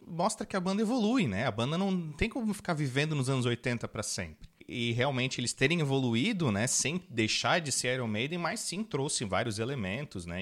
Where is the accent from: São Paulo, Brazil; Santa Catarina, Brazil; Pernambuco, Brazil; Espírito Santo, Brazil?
Santa Catarina, Brazil; Florianópolis; a gente é de Florianópolis